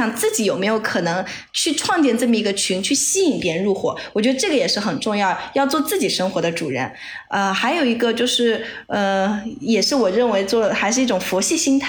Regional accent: Chengdu, Sichuan, China; 我也是成都人。OK，我在成都读的大学，好不好？真的。

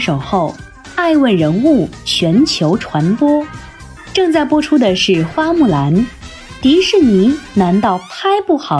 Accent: China; 我们中国人欢迎外国人挪用中国故事

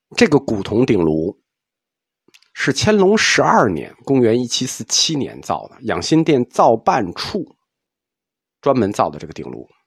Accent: China; 就我们中国人喜欢的审美

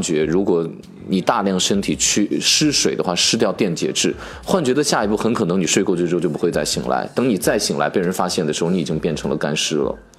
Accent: Northwest China, China; 自我们朴素的西北人的生活当中变成杏皮水，又充满了我们的童年

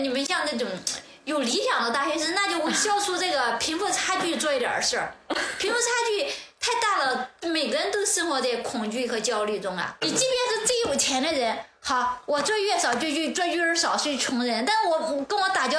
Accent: Xiangyang, Hubei, China; moved away as an adult; now in Beijing, China; 会想到我们老家那襄阳，我在那里生活了二十年。

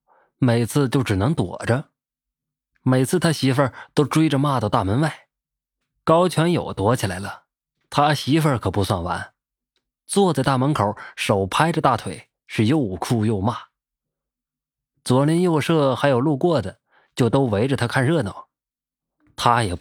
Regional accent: Northeast China, China; 我老家在东北，那个时候我十来岁，我们家邻居姓高

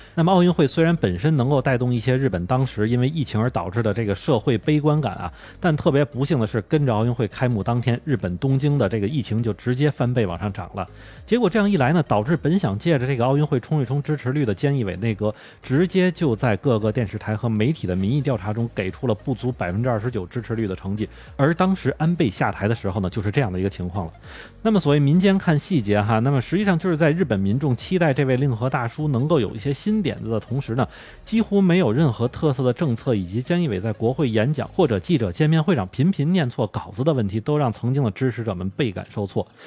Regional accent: China; now in Tokyo, Japan; 作为中国人来说

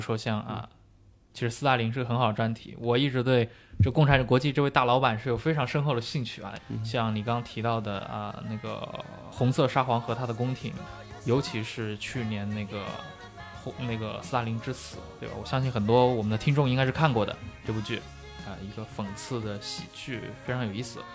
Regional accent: China; 我们本身是中国人嘛

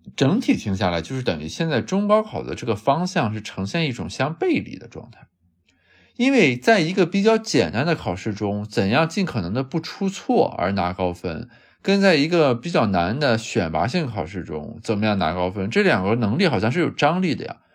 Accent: Qingdao, Shandong, China; 咱们家乡青岛

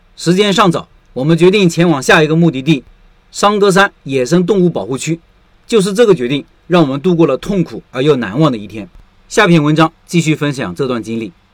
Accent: China; 我是中国人

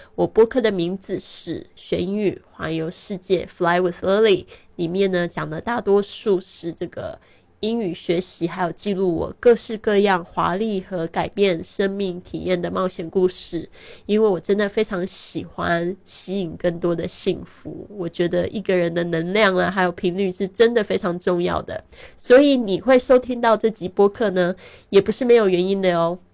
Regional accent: Taiwan; moved away as an adult; also born or lived in Shanghai, China; now in Barcelona, Spain; 今年二零一九年呢，我是三十六岁，很多人都看不出我的年龄，因为我常常旅行，心情保持愉快，所以不会显老。我出生在台湾，但是呢，呃，其实我爸爸是在上海出生的

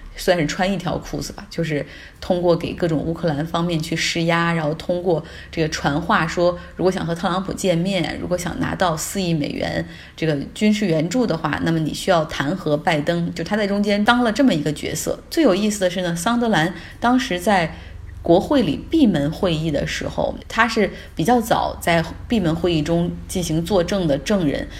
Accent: Harbin, Heilongjiang, China; now in Sweden; 就讲一讲我的家乡。上一次在国内出差的时候，在一趟回哈尔滨的飞机上，

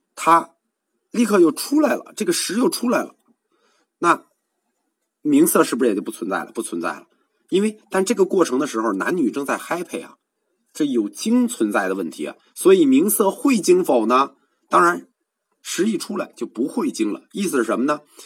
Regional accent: China; 我们中国人说名，说字

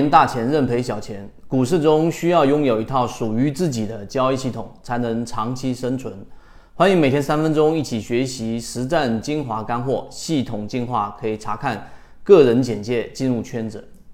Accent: China; 我们中国人传统所说的这个盐少许、酱油少许

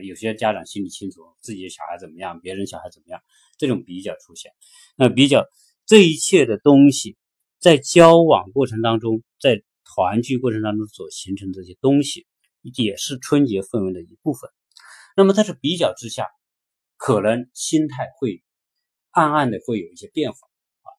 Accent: China; 我是中国人

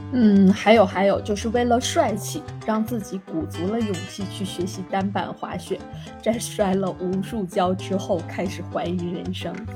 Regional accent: Jilin, China; 作为一个土生土长的吉林人

